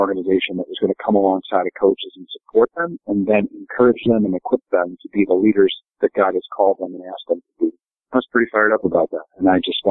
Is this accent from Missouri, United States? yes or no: no; Rochester, New York, United States; growing up in the Rochester area